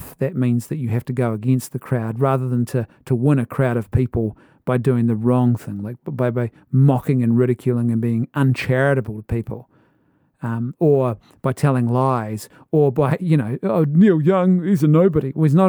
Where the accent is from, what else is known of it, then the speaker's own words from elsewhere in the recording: Ireland; Maybe it's the Irishman in me, but I as an Irishman, you know, you go to the pub and you have the conversation.